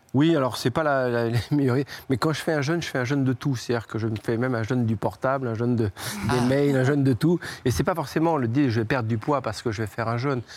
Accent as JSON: {"language": "French", "town": "Trouville-sur-Mer", "region": "Normandy", "country": "France", "said": "de Trouville, c'est là d'où je viens"}